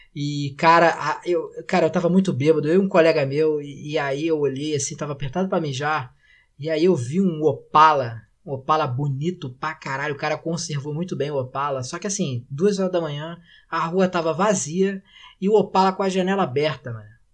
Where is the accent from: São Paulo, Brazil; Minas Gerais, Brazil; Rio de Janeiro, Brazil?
Rio de Janeiro, Brazil